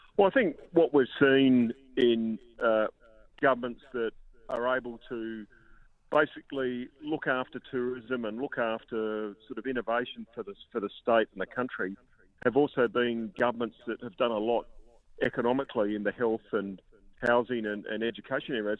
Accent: Adelaide, South Australia, Australia; my hometown of Adelaide

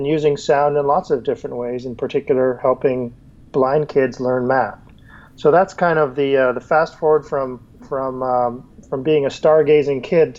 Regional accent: Canada; I'm Canadian. I was born in Montreal and grew up all across Canada.

